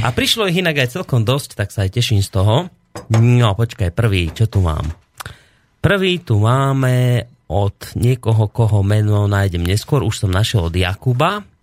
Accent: Slovakia; tu u nás v našej oblasti, doma na Slovensku

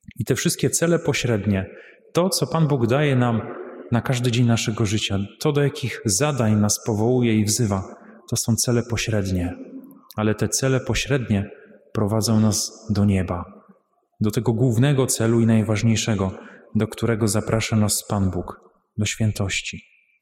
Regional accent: Łambinowice, Opole Voivodeship, Poland; pochodzę z parafii świętej Marii Magdaleny w Łambinowicach

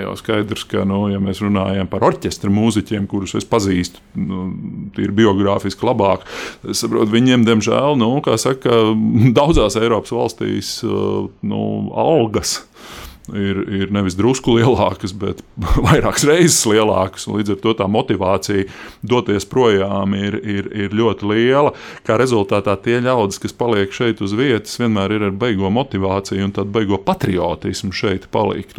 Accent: Riga, Latvia; dzīvotams Grīziņkalnā, es nāku no Grīziņkalna, kas man arī ļoti svarīga identitātes sastāvdaļa

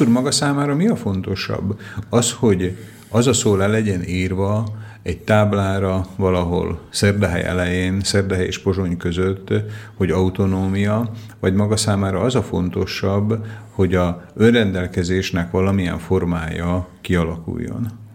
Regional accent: Slovakia; szlovákia magyar vagyok én is

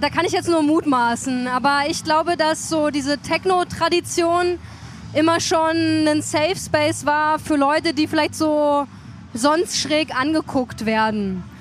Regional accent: Chemnitz, Saxony, Germany; Und natürlich willst du nicht als Chemnitzer dann sagen, also dann hören, ja, ich bin ja gar nicht so.

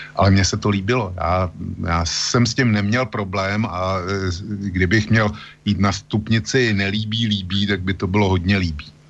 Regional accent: Plzeň, Plzeň Region, Czechia; u nás v Plzni

